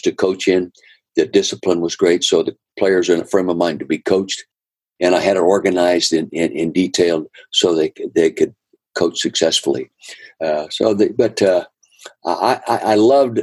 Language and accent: English; Calistoga, California, United States; I grew up in the Napa Valley, north end of the Napa Valley, Calistoga.